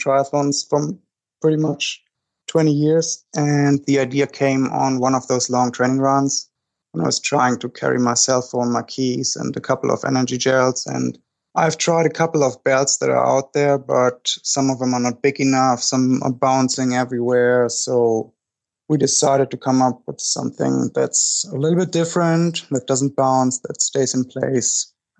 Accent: Germany; English is a second language; now in United States

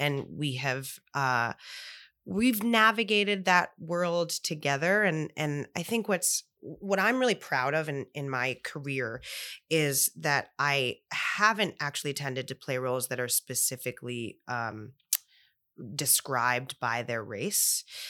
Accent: New York, United States; I grew up in New York and I was surrounded by, you know, different cultures and different colors and sizes and shapes. And my mom is white and my dad is black.

